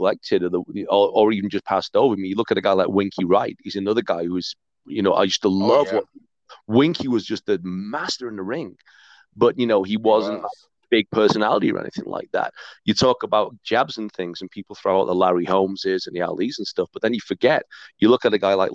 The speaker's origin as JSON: {"language": "English", "town": "Hyde", "region": "North West England", "country": "United Kingdom", "tie": "born or raised there", "moved": "yes", "lives_now": "Calgary, Canada", "said": "that's my hometown"}